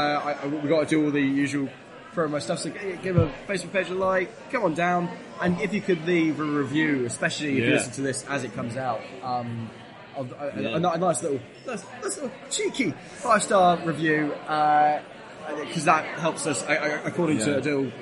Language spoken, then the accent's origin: English; Devon, South West England, United Kingdom; I come from Devon